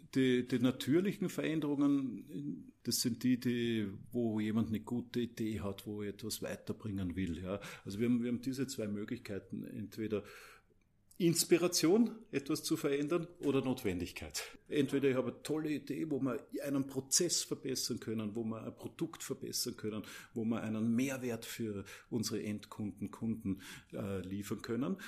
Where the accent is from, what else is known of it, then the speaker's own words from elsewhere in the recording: Mödling, Lower Austria, Austria; Mödling, das ist in Niederösterreich